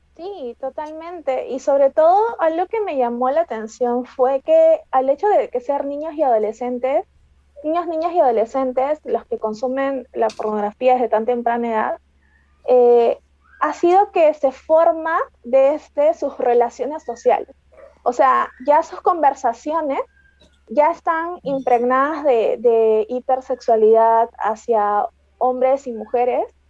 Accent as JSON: {"language": "Spanish", "country": "Peru", "said": "Yo soy de Perú"}